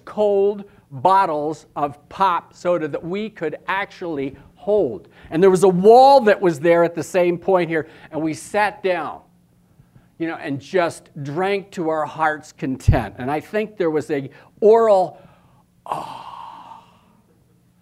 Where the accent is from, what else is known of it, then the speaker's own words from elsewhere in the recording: Philadelphia, Pennsylvania, United States; moved away; also born or lived in New Jersey; I was born in Philadelphia